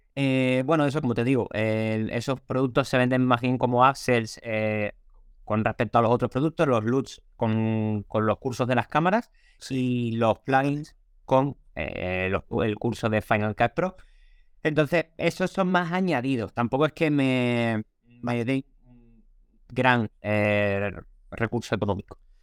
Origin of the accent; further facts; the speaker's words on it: Cádiz, Andalusia, Spain; soy de Cádiz, soy del sur de España